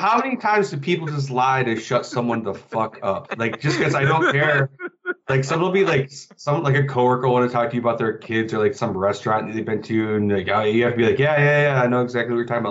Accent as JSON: {"language": "English", "region": "Michigan", "country": "United States", "also_born_or_lived": "Philadelphia", "moved": "yes", "lives_now": "Chicago, United States", "said": "I'm originally from Michigan"}